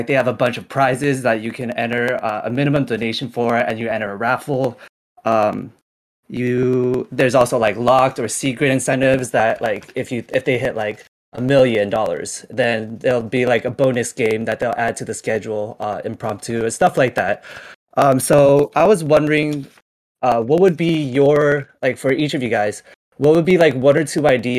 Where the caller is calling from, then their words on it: California, United States; I am from SoCal, Fulton, California.